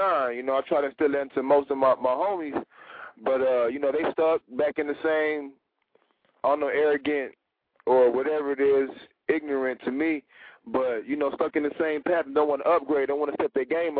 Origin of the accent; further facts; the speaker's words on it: San Antonio, Texas, United States; moved away as an adult; now in Atlanta, United States; I'm originally from Texas, San Antonio, and I reside in Atlanta now